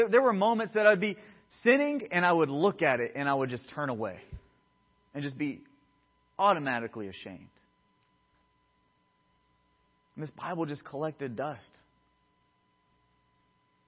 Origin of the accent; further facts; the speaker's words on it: Georgia, United States; moved away as an adult; now in California, United States; I grew up in Georgia